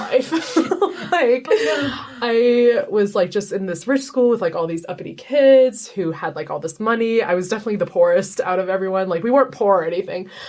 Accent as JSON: {"language": "English", "town": "Baltimore", "region": "Maryland", "country": "United States", "tie": "born or raised there", "said": "I'm originally from Baltimore, Maryland. I grew up there my whole life."}